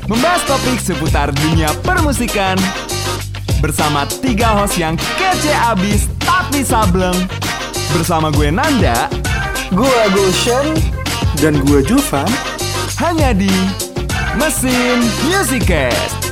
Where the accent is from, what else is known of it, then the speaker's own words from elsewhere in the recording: Jakarta, Indonesia; dan uh, mungkin gue dari Jakarta, gue dari MMC juga